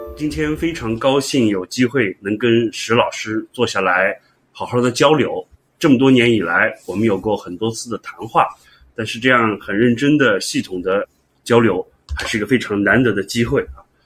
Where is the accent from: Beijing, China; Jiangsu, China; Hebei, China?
Jiangsu, China; Suzhou; 四十年前我进入了我家乡苏州的一所非常有名的学校，苏州中学